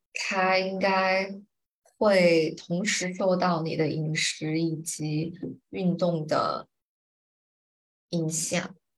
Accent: Chongqing, China; moved away as an adult; also born or lived in Fuling / Singapore; 我现在在的这个地方是我从福林全家搬到主城住的第一个家

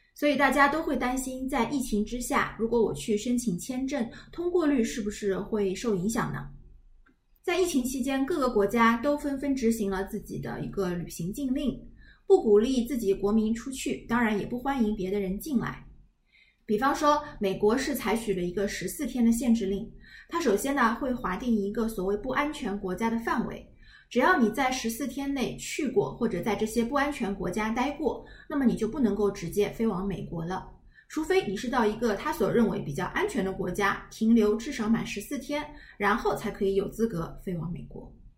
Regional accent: China

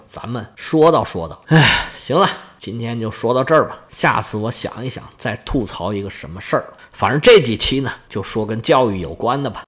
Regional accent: China; 我们中国人

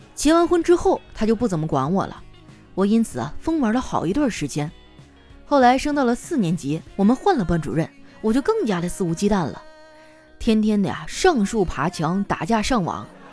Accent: Northeast China, China; 我们东北人呢，有与众不同的天赋

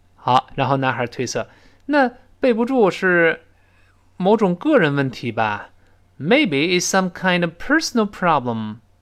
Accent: China; 我们中国人说的这人拉了个大长脸

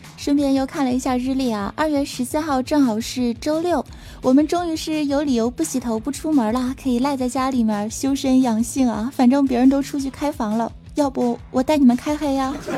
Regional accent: Northeast China, China; 我身为一个东北人

